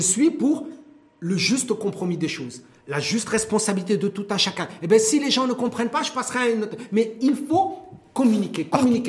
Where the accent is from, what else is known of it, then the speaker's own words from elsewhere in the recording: Morocco; chez nous au Maroc